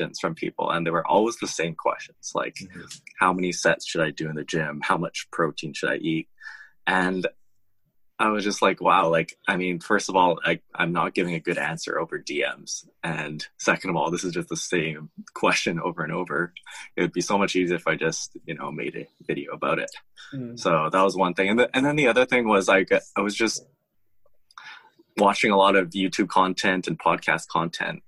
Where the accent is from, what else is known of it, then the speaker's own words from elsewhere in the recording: Vancouver, British Columbia, Canada; I grew up in Vancouver in Canada and did my schooling here